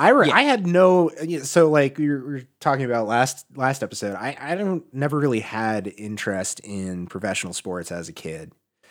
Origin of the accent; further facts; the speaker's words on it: Rhode Island, United States; I'm from Rhode Island